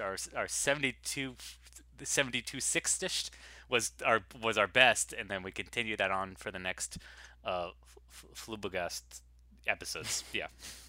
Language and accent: English; Bronx, New York, United States; I'm from the Bronx over here.